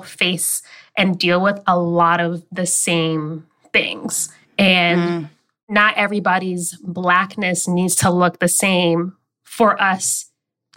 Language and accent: English; the South, United States; I grew up in the South